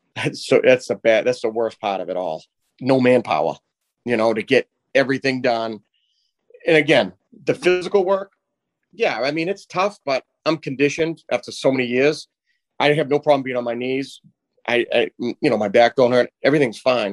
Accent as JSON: {"language": "English", "town": "Haverhill", "region": "Massachusetts", "country": "United States", "tie": "born or raised there", "said": "we grew up in Bradford together."}